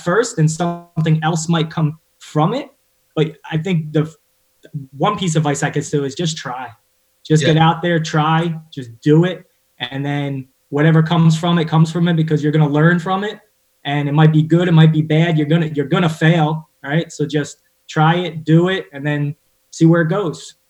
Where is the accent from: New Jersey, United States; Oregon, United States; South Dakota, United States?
New Jersey, United States; Woodbridge; moved away as an adult; also born or lived in Mercer County, New Jersey; I grew up in North Jersey, well, North Central Jersey in Woodbridge.